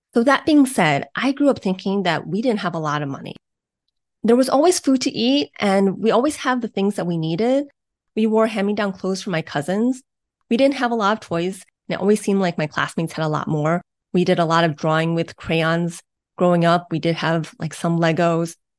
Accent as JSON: {"language": "English", "town": "Beachwood", "region": "Ohio", "country": "United States", "tie": "born or raised there", "said": "I grew up in Beechwood, Ohio, which is a, a suburb on the east side of Cleveland, Ohio."}